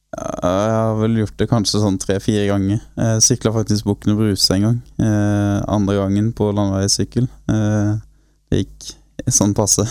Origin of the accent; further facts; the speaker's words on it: Grimstad, Agder, Norway; foreløpig så bor jeg på garasjen eh, på et barndomshjem enda i Grimstad